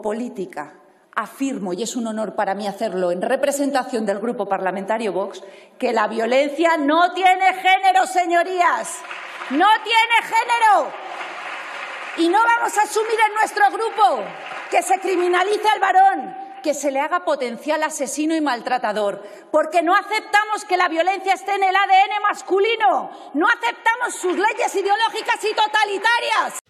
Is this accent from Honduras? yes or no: no; Spain; como española